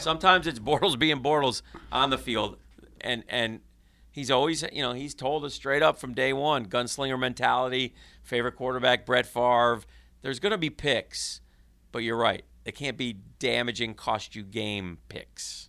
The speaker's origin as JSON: {"language": "English", "region": "Northeast", "country": "United States", "tie": "born or raised there", "moved": "yes", "lives_now": "Jacksonville, United States", "said": "I grew up in the Northeast"}